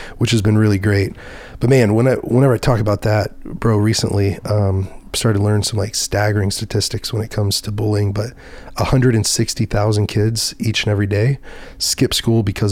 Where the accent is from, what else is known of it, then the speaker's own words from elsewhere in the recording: Dallas, Texas, United States; I was from Dallas Fort Worth